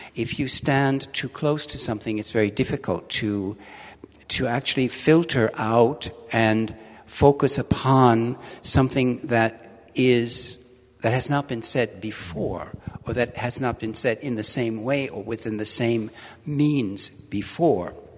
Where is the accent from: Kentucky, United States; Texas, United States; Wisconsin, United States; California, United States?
Wisconsin, United States; Milwaukee; moved away as an adult; also born or lived in London; now in Hamburg, Germany; I was born in Milwaukee